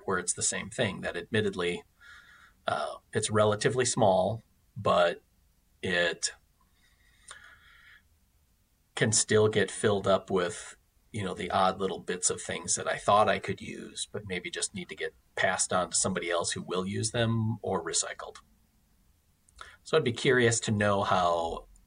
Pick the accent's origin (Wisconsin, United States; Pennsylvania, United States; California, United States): Wisconsin, United States; I come from Wisconsin